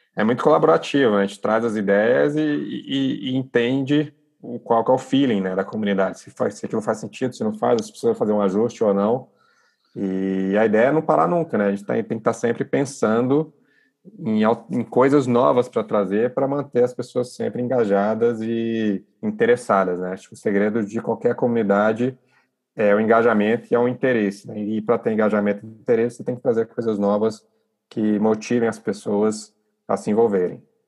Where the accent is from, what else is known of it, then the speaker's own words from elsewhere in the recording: Brasília, Federal District, Brazil; moved away as an adult; now in Rio de Janeiro, Brazil; nasce em Brasília, sou de Brasília, em 2012, eu me mudo para o Rio de Janeiro